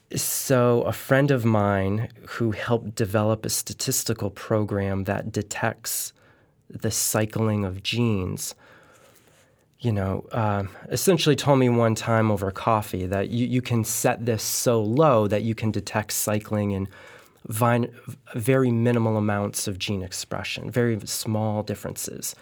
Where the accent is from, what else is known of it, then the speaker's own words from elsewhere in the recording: Connecticut, United States; living in Connecticut, I'm from Connecticut